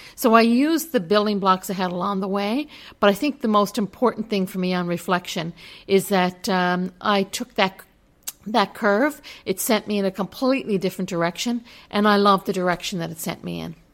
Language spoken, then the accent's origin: English; Newfoundland and Labrador, Canada; moved away; I am from Newfoundland and Labrador